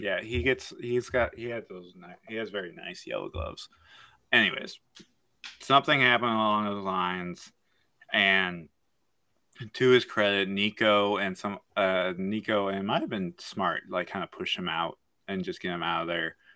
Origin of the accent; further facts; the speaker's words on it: Michigan, United States; I'm from Michigan